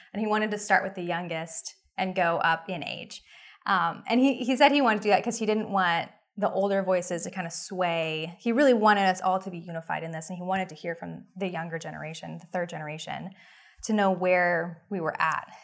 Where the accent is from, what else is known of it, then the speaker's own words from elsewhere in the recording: Oklahoma City, Oklahoma, United States; also born or lived in New York City; I was raised in Oklahoma City, and I've lived there most of my life